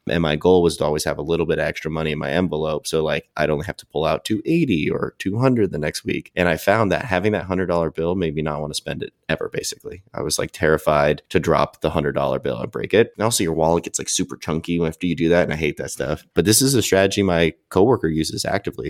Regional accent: California, United States; I'm from California

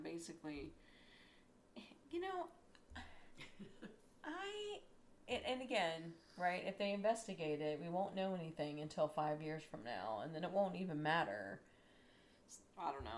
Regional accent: Columbus, Ohio, United States; I'm from Columbus

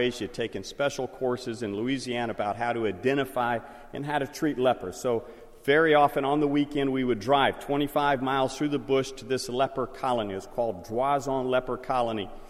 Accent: Liberia; Where I grew up in Liberia when I was a young boy, and my father was putting in that six mile road from our mission station through the swamp out to the government road

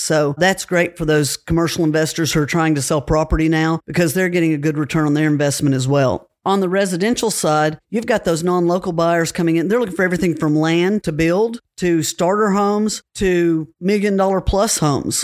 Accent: Cookeville, Tennessee, United States; I was born and raised in Cookville

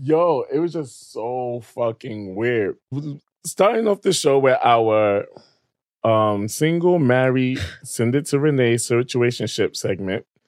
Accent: New York City, New York, United States; also born or lived in Queens; I was raised there for majority of my life

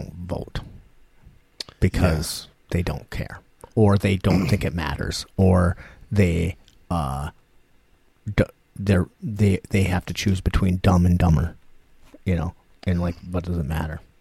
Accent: United States; We're American.

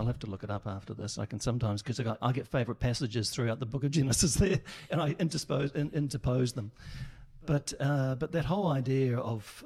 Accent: New Zealand; now in Brisbane, Australia; I come from New Zealand

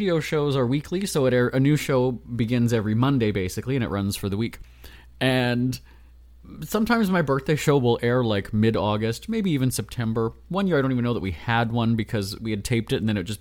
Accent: Winnipeg, Manitoba, Canada; moved away; my hometown of Winnipeg in Canada

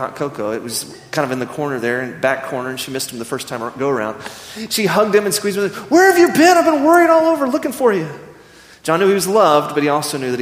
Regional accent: Midland, Texas, United States; growing up in Midland, Texas

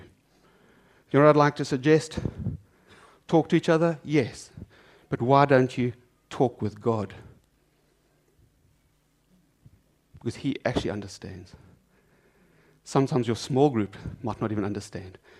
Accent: South Africa; I'm South African

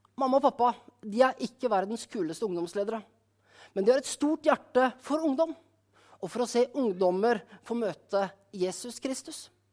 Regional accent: Skien, Telemark, Norway; menigheten hjemme i Skien

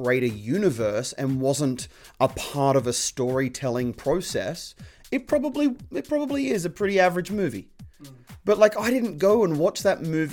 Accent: Australia; growing up in Australia

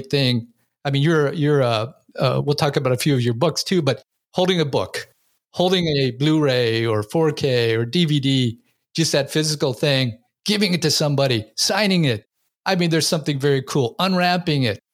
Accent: Seattle, Washington, United States; I grew up during that era in Seattle there

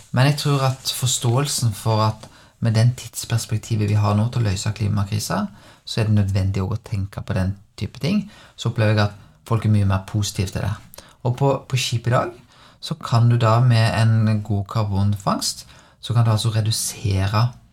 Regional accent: Bømlo, Vestland, Norway; jeg er født på Bømlo. Og, og når jeg var vokst opp

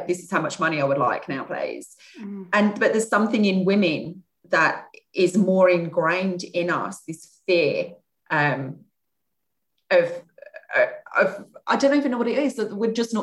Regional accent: Kent, South East England, United Kingdom; I come from Kent.

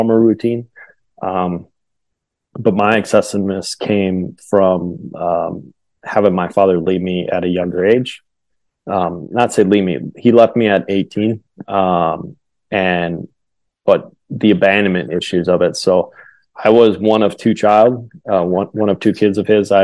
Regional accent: Wisconsin, United States; I grew up in Wisconsin

